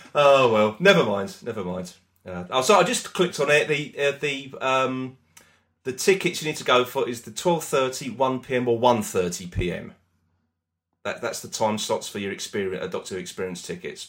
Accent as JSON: {"language": "English", "country": "United Kingdom", "said": "We're British"}